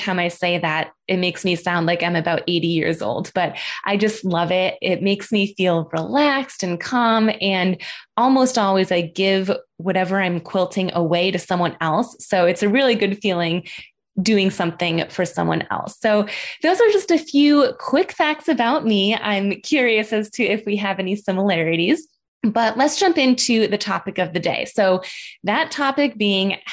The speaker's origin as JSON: {"language": "English", "town": "Buffalo", "region": "New York", "country": "United States", "also_born_or_lived": "Boston, Massachusetts", "moved": "as an adult", "said": "I am from Buffalo, New York"}